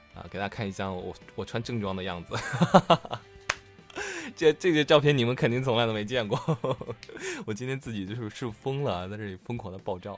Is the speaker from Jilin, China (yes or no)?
yes; Changchun, Jilin, China; 我是长春人啊，我是你的老乡啊